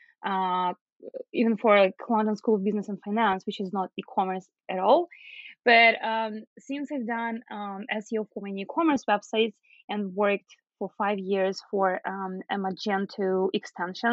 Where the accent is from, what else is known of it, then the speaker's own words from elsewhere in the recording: Belarus; moved away as an adult; now in Toronto, Canada; I'm originally from Belarus